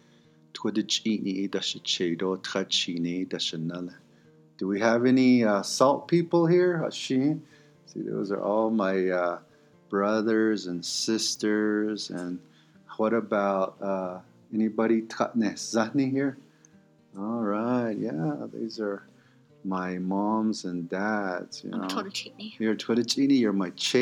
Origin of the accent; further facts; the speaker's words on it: Shonto, Arizona, United States; first language Navajo; English is a second language; also born or lived in Kayenta, Arizona / Flagstaff, Arizona; this is where I grew up in Western Agency. I come from the community of Shonto, Arizona